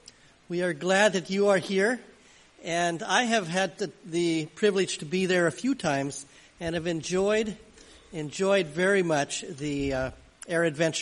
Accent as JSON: {"language": "English", "town": "Angwin", "region": "California", "country": "United States", "tie": "born or raised there", "said": "And I grew up in Angwin, California, and spent quite a bit of time as a child at the Angwin Airport"}